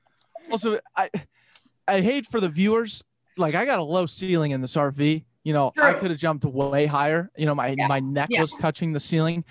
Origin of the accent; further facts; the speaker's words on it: Denver, Colorado, United States; moved away as an adult; also born or lived in California / Minnesota; now in Arizona, United States; I'm originally from Denver.